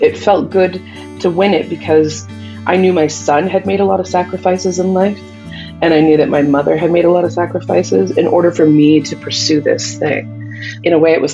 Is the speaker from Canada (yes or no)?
yes; Northern Alberta, Canada; Growing up in Northern Alberta as a Native girl